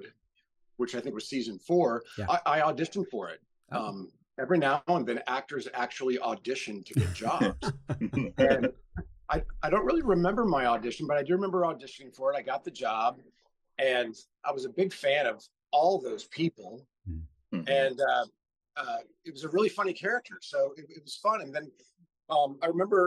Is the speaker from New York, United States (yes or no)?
no; Missouri, United States; moved away; also born or lived in Indiana; I'm from Missouri. I went to college in Indiana